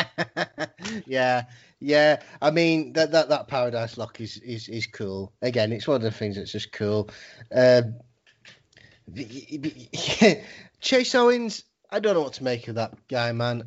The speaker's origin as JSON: {"language": "English", "region": "England", "country": "United Kingdom", "said": "as like English people"}